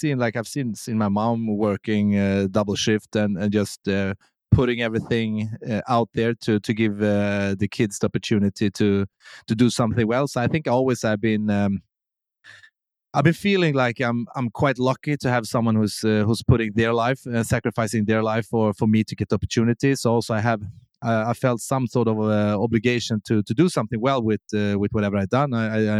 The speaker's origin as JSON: {"language": "English", "country": "Sweden", "tie": "born or raised there", "second_language": "English", "said": "But I will say Sweden is a really good country to grow up in."}